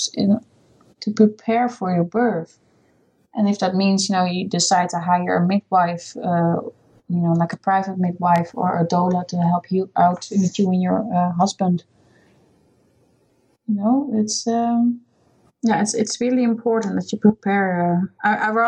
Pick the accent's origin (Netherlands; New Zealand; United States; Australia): Netherlands; English is a second language; moved away as an adult; also born or lived in Scotland; now in United Kingdom